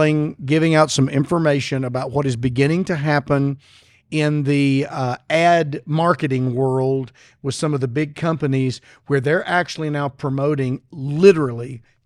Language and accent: English; Arkansas, United States; I'm from Arkansas.